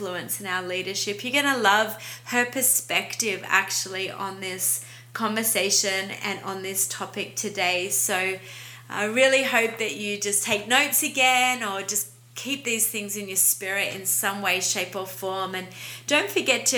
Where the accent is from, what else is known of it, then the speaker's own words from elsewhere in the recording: Australia; accent: Aussie; now in Montreal, Canada; I'm an Aussie, yes, that's what the accent is